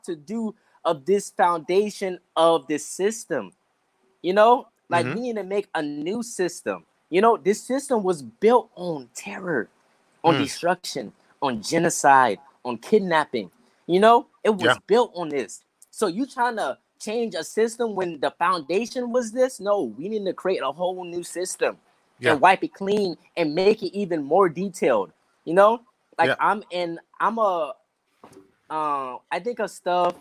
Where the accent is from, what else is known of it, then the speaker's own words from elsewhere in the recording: North Charleston, South Carolina, United States; moved away; also born or lived in Atlanta, Georgia / Durham, North Carolina / San Diego, California; I grew up in North Charleston, South Carolina